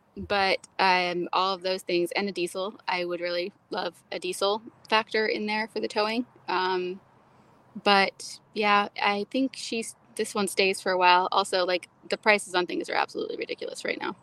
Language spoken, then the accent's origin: English; Florida, United States; I was raised in Florida. I think that conditions you to any level